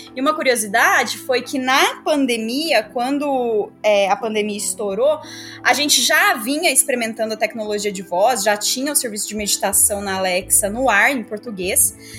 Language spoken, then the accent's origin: Portuguese; interior of São Paulo, Brazil; also born or lived in southern Minas Gerais; sou mineira, nasci no interior de Minas Gerais, no sul, vivi aí minha vida toda no interior de São Paulo